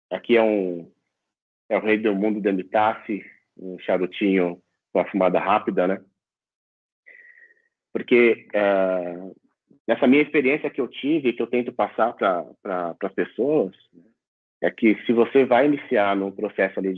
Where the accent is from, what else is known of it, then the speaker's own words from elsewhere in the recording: São Paulo, Brazil; Boa noite, é … tenho 44 anos, sou aqui da cidade de São Paulo, capital.